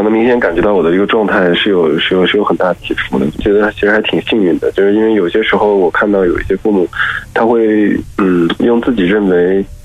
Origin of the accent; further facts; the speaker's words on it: Northwest China, China; moved away as an adult; also born or lived in Beijing; now in Hangzhou, China; 我是西北人，然后上学工作在北京时间比较久，大概十二年吧，然后后来来了杭州，大概在杭州待了四年